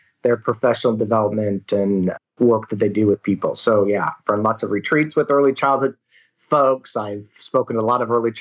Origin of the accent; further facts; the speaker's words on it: California, United States; moved away as an adult; now in Australia; I'm from California originally, San Diego County Teacher of the Year a long time ago